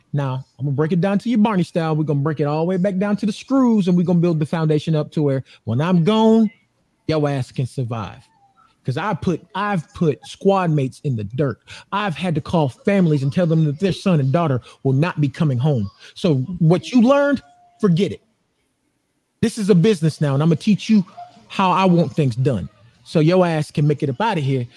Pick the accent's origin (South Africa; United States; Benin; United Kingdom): United States; Atlanta, Georgia; now in Phoenix, United States; I'm in Phoenix now. That that's where I live. But okay. I'm from Atlanta, Georgia.